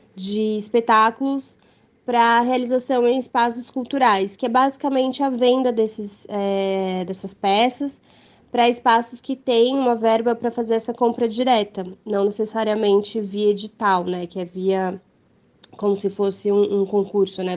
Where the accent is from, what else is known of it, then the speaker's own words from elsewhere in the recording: São Paulo, Brazil; eu sou daqui de São Paulo